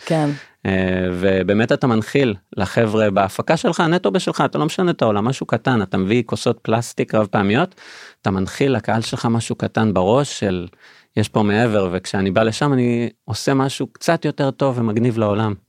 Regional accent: Beersheba, Southern District, Israel; בבאר שבע, עיר הולדתי במקור

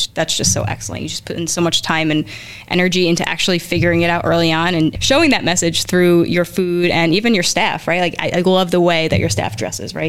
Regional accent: New Jersey, United States; growing up in North Jersey

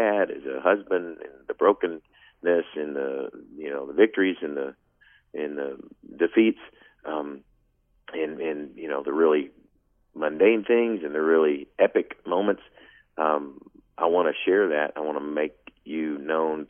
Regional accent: Paducah, Kentucky, United States; a kid growing up in Paducah, Kentucky

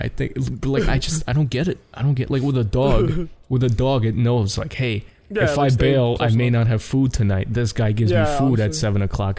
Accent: New York City, New York, United States; because I am a New Yorker

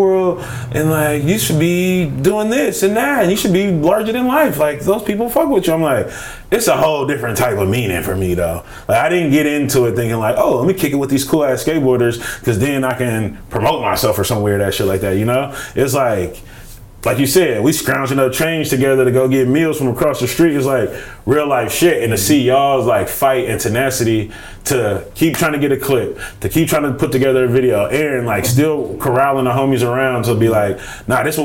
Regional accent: Richmond, California, United States; I'm from Richmond

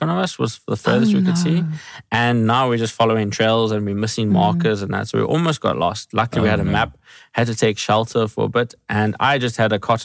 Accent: Fish Hoek, Western Cape, South Africa; I grew up in the Fishhook area, that side, and there's just mountains and hills

